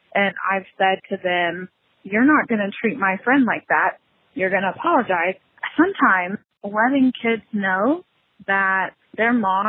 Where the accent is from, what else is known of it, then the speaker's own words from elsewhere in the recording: Oklahoma, United States; I'm from Oklahoma.